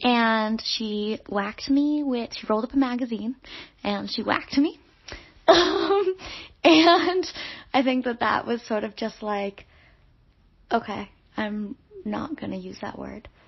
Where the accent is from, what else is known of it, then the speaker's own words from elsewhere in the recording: New York City, New York, United States; originally from New York City